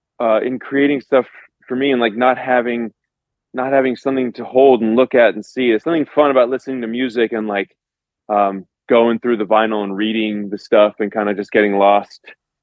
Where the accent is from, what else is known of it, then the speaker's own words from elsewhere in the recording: Los Angeles, California, United States; moved away as an adult; also born or lived in New York; I grew up here. I was born in Los Angeles.